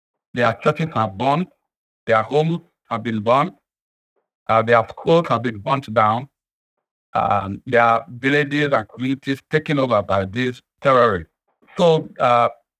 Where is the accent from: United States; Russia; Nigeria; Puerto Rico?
Nigeria